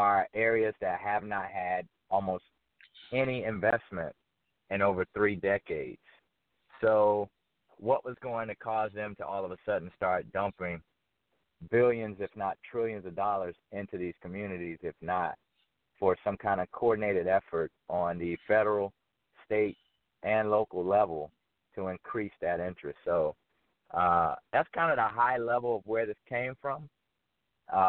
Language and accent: English; Fort Myers, Florida, United States; born or raised there; moved away as an adult; also born or lived in New York; now in Atlanta, United States